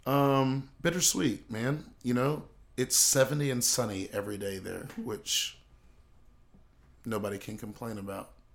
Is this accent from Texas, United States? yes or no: no; Charleston, South Carolina, United States; moved away as an adult; also born or lived in California; I grew up in Charleston, South Carolina.